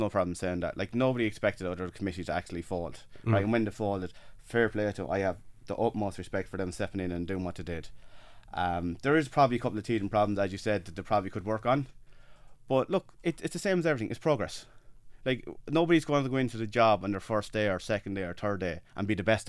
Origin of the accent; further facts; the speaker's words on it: Freshford, Leinster, Ireland; from Freshford.